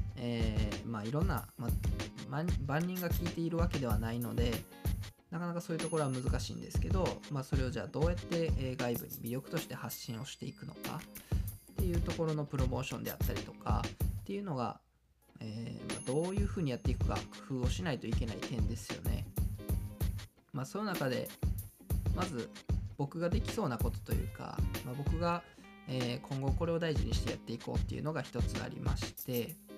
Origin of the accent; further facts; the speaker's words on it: Kawanishi, Hyogo, Japan; 川西で生まれ育っ